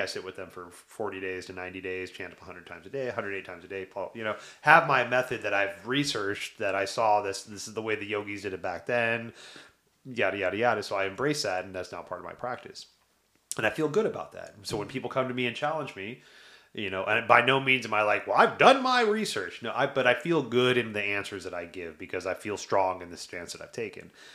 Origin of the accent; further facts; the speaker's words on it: the South, United States; I grew up in the South